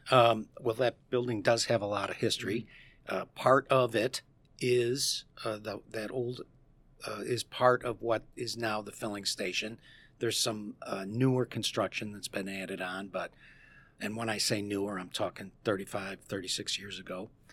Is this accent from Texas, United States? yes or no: no; Dundee, Illinois, United States; moved away as an adult; now in St. Charles, United States; I, my brother, my business partner and I, we grew up in Dundee